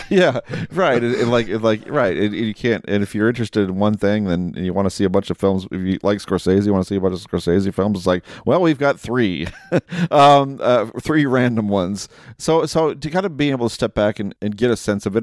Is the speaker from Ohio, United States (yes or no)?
yes; Perrysburg, Ohio, United States; a video store in my hometown in Perrysburg, Ohio.